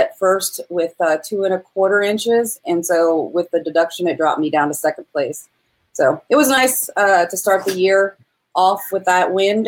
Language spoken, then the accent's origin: English; Virginia, United States; I grew up on the Shenandoah River in Virginia